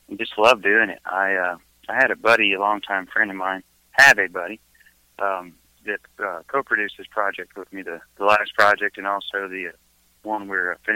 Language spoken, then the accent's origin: English; Alabama, United States; We're from everywhere, but I was raised in Alabama a good portion of my life, childhood, and uh, got started in gospel music